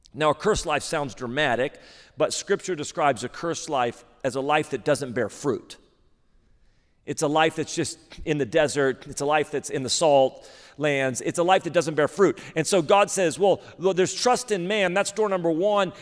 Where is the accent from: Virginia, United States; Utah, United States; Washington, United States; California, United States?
California, United States; Redding; moved away as an adult; now in Sacramento, United States; I grew up in Reading